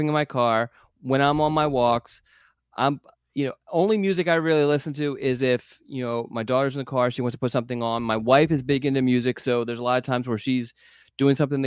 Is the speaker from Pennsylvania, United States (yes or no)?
yes; Philadelphia, Pennsylvania, United States; I grew up in Philadelphia